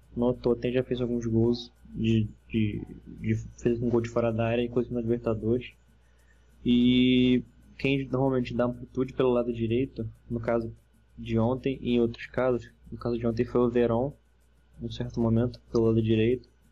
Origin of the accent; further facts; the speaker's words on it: Volta Redonda, Rio de Janeiro, Brazil; eu sou de Ponta Redonda